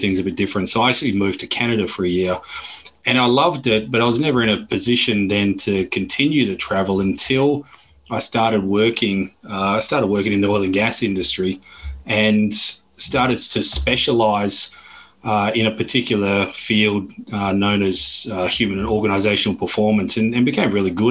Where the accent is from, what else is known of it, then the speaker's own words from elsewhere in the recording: Perth, Western Australia, Australia; accent: Australian; moved away as an adult; also born or lived in Melbourne / Bali / Barcelona / Cape Town; now in London, United Kingdom; born and bred in Perth in Western Australia